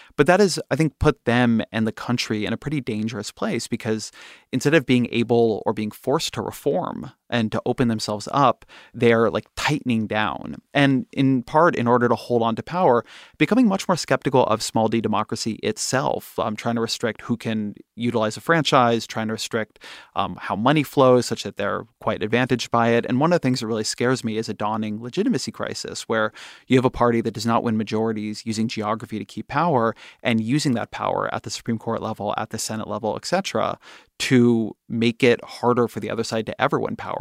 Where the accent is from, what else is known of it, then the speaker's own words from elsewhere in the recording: California, United States; I'm Jewish, I'm a Californian, I'm a father